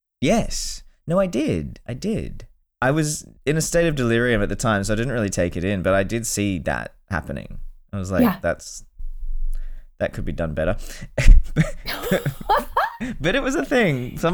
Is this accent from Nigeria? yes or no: no; Australia; moved away as an adult; now in Germany; I remember the first time when I moved to Germany from Australia, I went to Hustler Ball.